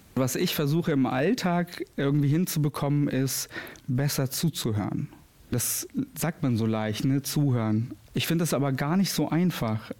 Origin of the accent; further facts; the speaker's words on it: Kosovo; now in Moers, Germany; Ich komme nämlich gebürtig aus dem Kosovo.